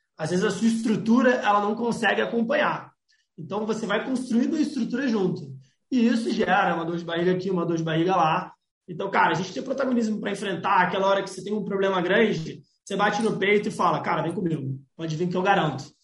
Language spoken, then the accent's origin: Portuguese; Florianópolis, Santa Catarina, Brazil; Eu sou de Florianópolis, Santa Catarina.